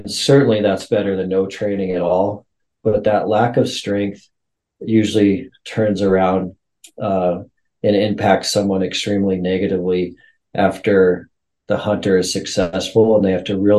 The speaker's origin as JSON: {"language": "English", "region": "Montana", "country": "United States", "tie": "born or raised there", "said": "So I'm a Montana kid. I was born and raised in Montana"}